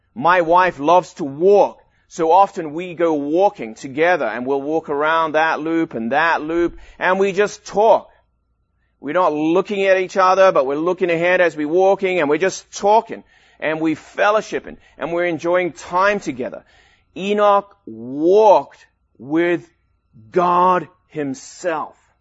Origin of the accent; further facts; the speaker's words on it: Durban, KwaZulu-Natal, South Africa; now in United States; I grew up in South Africa in Durban, right at the beach